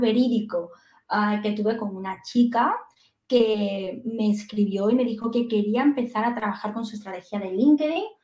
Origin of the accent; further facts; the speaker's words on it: Andalusia, Spain; Soy andaluza